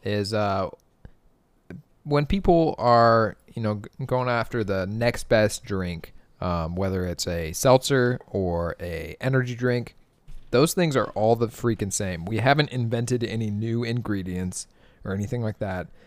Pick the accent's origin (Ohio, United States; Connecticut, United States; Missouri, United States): Ohio, United States; Dayton; I'm from Southwest Ohio, and down there in Dayton, what we drink is Bud Light